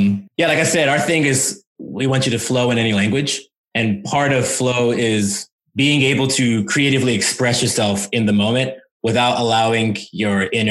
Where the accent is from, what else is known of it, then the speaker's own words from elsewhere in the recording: United States; first language English; I'm American